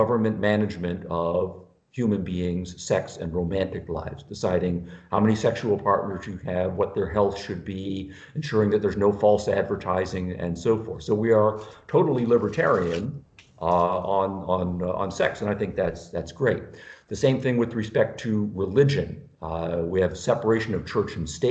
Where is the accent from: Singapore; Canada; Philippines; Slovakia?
Canada; now in United States; I'm from Canada, originally, now living in the United States.